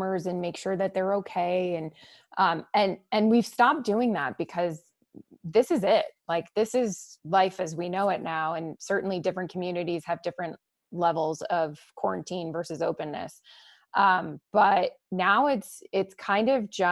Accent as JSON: {"language": "English", "town": "Boston", "region": "Massachusetts", "country": "United States", "tie": "born or raised there", "moved": "yes", "said": "That's where I'm from, my hometown."}